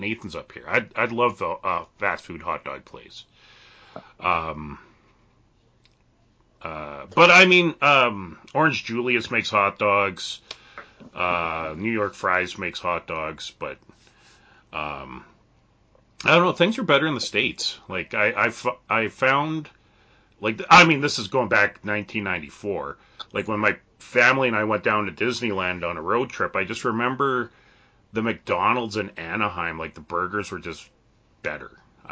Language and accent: English; Canada; being a Canadian